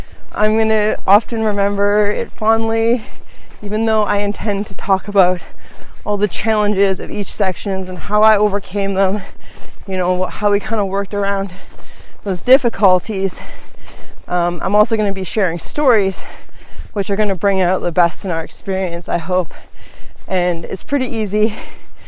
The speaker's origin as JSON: {"language": "English", "country": "Canada", "said": "being Canadian, I wasn't very clear on the regulations down here in the United States, and back home in Canada"}